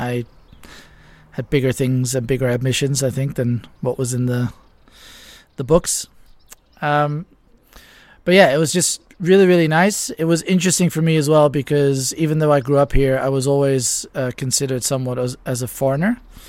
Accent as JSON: {"language": "English", "town": "Ibiza", "region": "Balearic Islands", "country": "Spain", "tie": "born or raised there", "said": "And in many ways, in the wintertime in particular, it's like growing up in any other small town. Because when I did grow up here, it was actually still a small town."}